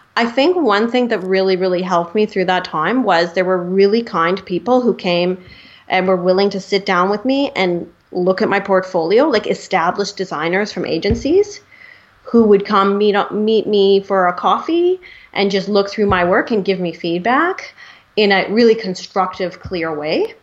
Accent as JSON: {"language": "English", "town": "Vancouver", "region": "British Columbia", "country": "Canada", "said": "I am from Vancouver"}